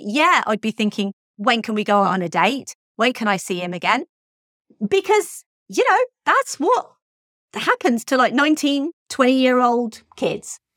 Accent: United Kingdom; I'm British.

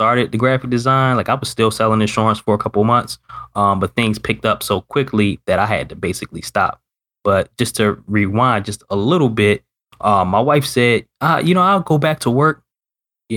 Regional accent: Baltimore, Maryland, United States; living in Northern Maryland, was born and raised in Baltimore

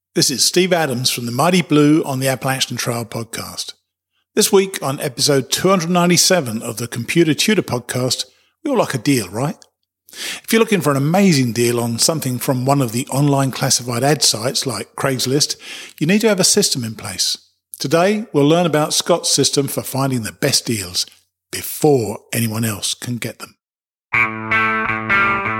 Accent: United Kingdom; I'm a Brit

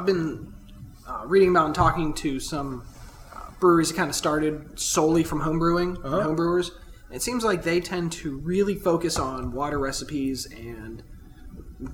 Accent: Pittsburgh, Pennsylvania, United States; Like I said, I'm from Pittsburgh

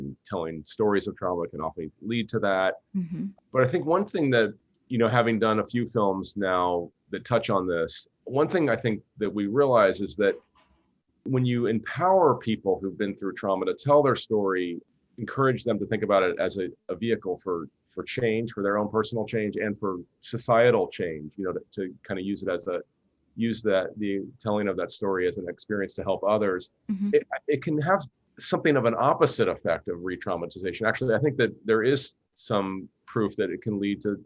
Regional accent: Cincinnati, Ohio, United States; now in San Francisco, United States; I grew up in Cincinnati

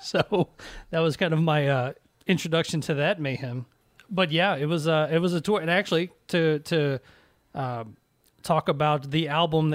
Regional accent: Nashville, Tennessee, United States; I grew up in Nashville

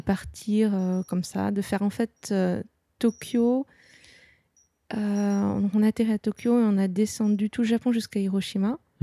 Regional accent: Nantes, Pays de la Loire, France; je suis euh, de Nantes, je connais très bien euh, la mer

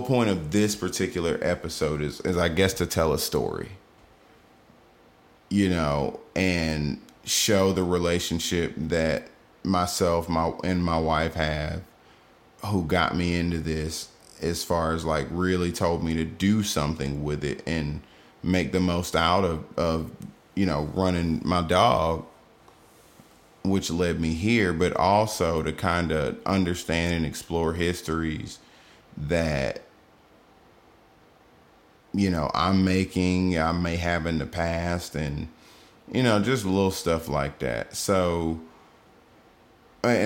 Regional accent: Georgia, United States; I'm from Georgia

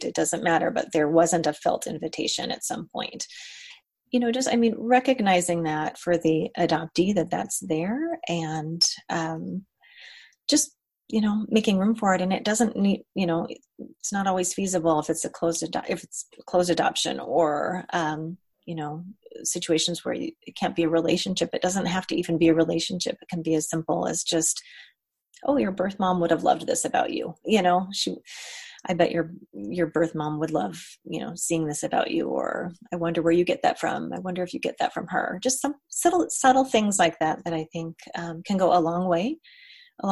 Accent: Colorado, United States; I grew up in Colorado

